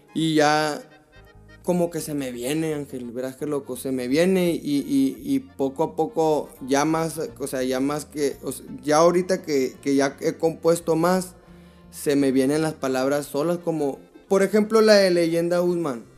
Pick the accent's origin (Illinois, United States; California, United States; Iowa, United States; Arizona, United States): Arizona, United States; Tucson; yo nací aquí en Tucson, Arizona. Aquí, aquí fui criado.